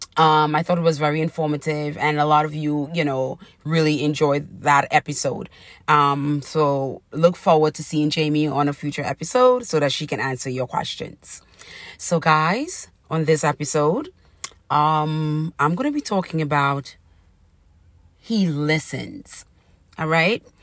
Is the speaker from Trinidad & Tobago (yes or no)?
yes; Trinidad & Tobago; growing up in Trinidad